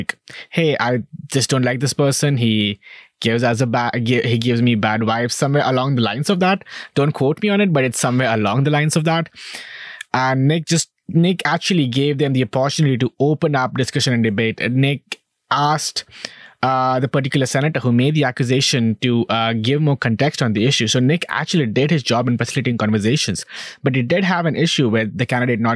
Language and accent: English; India; moved away as an adult; now in United States; I'm from India. I am a brown person.